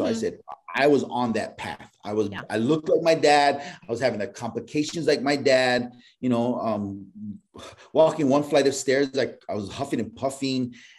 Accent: Hawaii, United States; I'm Hawaiian.

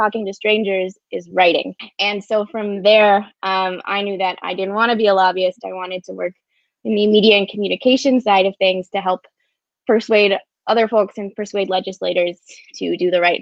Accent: San Diego, California, United States; I grew up in San Diego

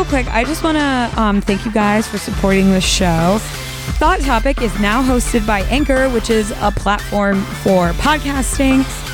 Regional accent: Midwest, United States; I'm from the Midwest

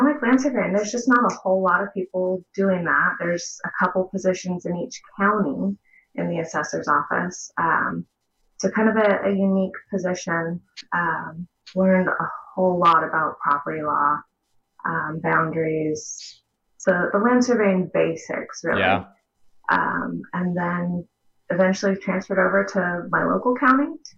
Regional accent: Central California, United States; I've been in California my whole life, mainly Central California

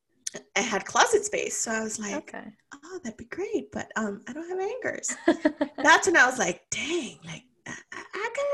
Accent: Los Angeles, California, United States; I lived in East LA. I'm originally from East LA.

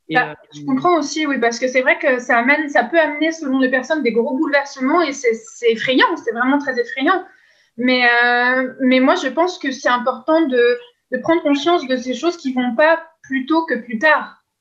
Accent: France; now in Quebec, Canada; je suis française, mais je n'habite plus en France depuis longtemps. Maintenant, je suis au Québec

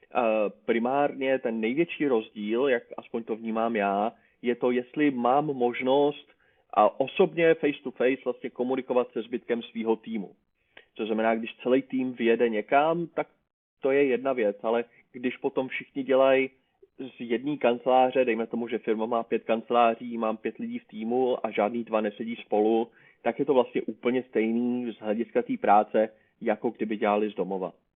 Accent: Prague, Czechia; jsem z Prahy

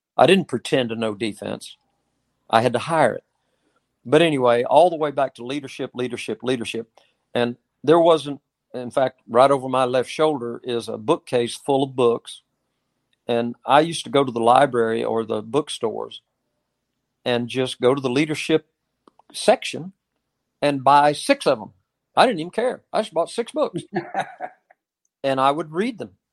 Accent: Oklahoma, United States; I grew up in Oklahoma

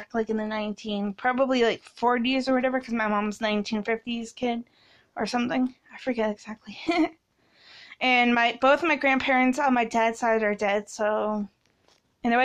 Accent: Canada; I was born in Canada

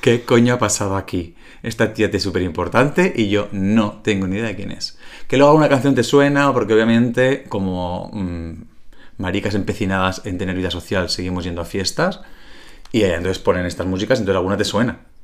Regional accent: Calahorra, La Rioja, Spain

